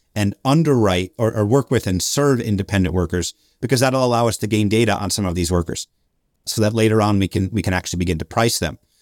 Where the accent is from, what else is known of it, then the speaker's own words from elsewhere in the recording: Albany, New York, United States; moved away as an adult; also born or lived in Montreal, Canada / Washington, D.C.; now in Brazil; I'm, I'm from Albany. I'm from upstate New York